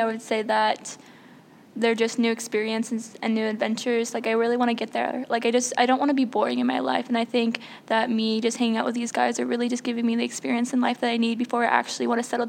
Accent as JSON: {"language": "English", "region": "Nebraska", "country": "United States", "tie": "born or raised there", "said": "I was born in Nebraska."}